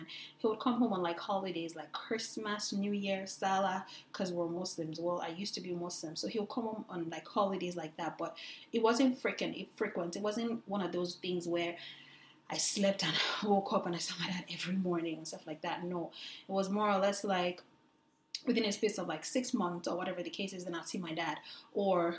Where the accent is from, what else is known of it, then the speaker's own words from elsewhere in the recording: Lagos, Nigeria; we grew up in Lagos, Nigeria